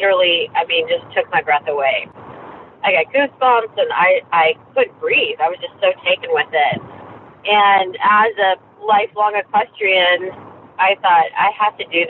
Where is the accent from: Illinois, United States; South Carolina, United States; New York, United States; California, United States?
South Carolina, United States; also born or lived in Nebraska; when I grew up in South Carolina